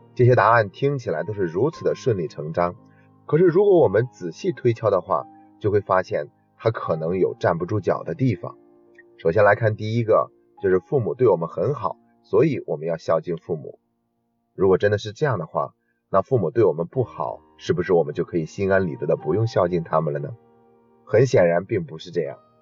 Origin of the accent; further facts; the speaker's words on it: China; 我们中国人